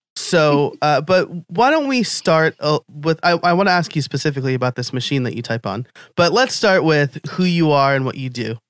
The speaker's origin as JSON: {"language": "English", "region": "New York", "country": "United States", "also_born_or_lived": "Scranton, Pennsylvania", "moved": "yes", "lives_now": "Philadelphia, United States", "said": "I'm from New York, but I live in Philly or near Philly"}